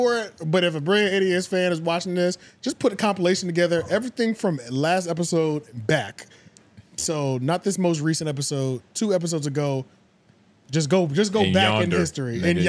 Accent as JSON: {"language": "English", "country": "United States", "said": "I'm American."}